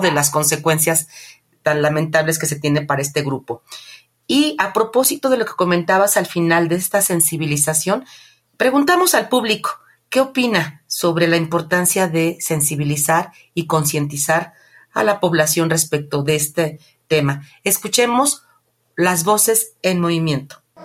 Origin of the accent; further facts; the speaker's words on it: Mexico; nosotros como población mexicana